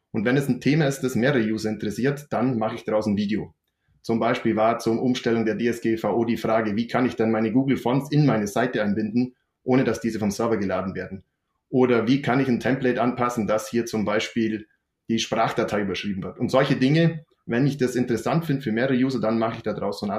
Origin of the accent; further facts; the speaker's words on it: Bavaria, Germany; accent: Allgäu dialect; Ich komme hier aus dem Allgäu. Man hört sicher auch an meinem Dialekt.